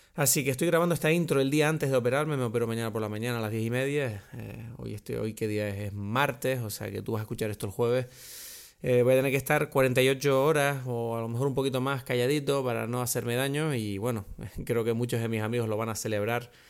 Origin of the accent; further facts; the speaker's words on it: Canary Islands, Spain; accent: Canarian; hablar canario de nuevo